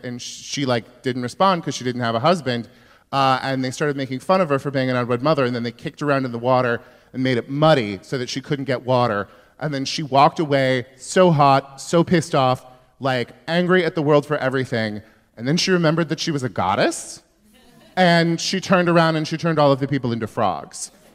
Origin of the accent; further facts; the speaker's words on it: Yuba City, California, United States; my hometown is that like literally all of the white people came from Arkansas or Oklahoma